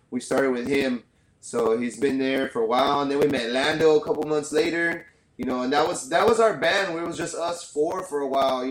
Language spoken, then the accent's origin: English; San Antonio, Texas, United States; moved away as an adult; now in Rio Grande Valley, United States; I'm actually from San Antonio, Texas, but I've been living down in the Rio Grande Valley maybe since I was about 18 years old.